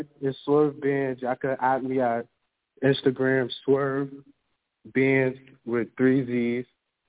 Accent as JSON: {"language": "English", "town": "New York City", "region": "New York", "country": "United States", "said": "I'm from Brooklyn."}